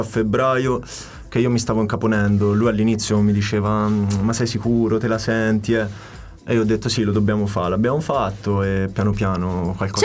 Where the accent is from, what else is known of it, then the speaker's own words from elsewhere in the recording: Tuscany, Italy; moved away as an adult; also born or lived in Naples / Paris; now in London, United Kingdom; Sono nato a Napoli, sì. mi trasferisco in Toscana